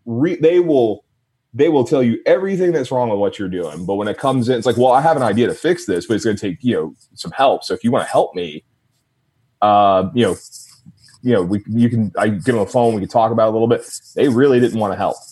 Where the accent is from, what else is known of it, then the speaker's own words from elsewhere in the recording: Jonesboro, Georgia, United States; my hometown was actually Jonesboro, Georgia